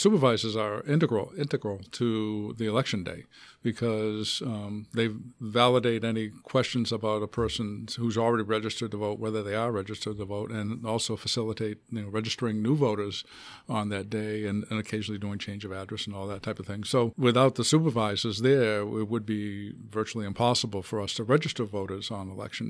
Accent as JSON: {"language": "English", "town": "Hanover", "region": "Massachusetts", "country": "United States", "tie": "born or raised there", "lives_now": "Milford, United States", "said": "I grew up on the south shore of Boston, a town called Hanover, about halfway between Boston and Cape Cod."}